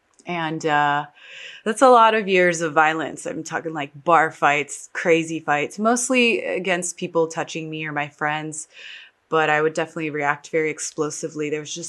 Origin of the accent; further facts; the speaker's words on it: New York, United States; born there; also born or lived in Texas; I was born in New York. I consider myself a New York Texan, which is totally the opposite of each other, but those are the two places that I really spent a lot of time in.